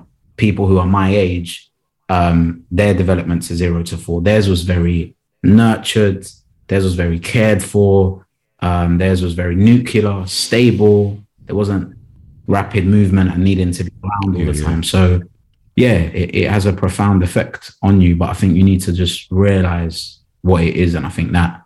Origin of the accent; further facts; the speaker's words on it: London, United Kingdom; also born or lived in West Midlands / Kent / Leeds; South London's probably been the area that I've grown up in the most, but I've been around the UK